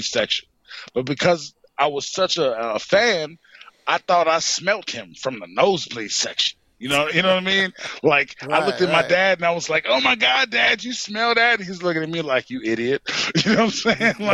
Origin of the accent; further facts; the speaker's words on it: New York, United States; also born or lived in Fayetteville, North Carolina; now in North Carolina, United States; I grew up in New York, and that's where I was raised until I come down here at a certain time